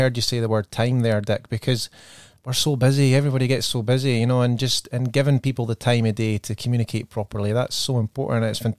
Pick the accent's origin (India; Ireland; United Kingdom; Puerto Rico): United Kingdom; Scotland; accent: Scottish; now in Australia; my Scottish accent